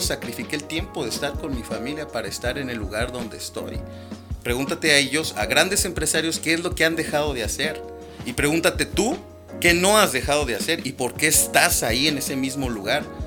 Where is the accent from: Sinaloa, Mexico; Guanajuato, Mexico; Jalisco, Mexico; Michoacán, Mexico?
Guanajuato, Mexico; moved away as an adult; now in San Luis Potosí, Mexico; soy de Guanajuato, capital. Este, e-, emigré de la ciudad de Guanajuato.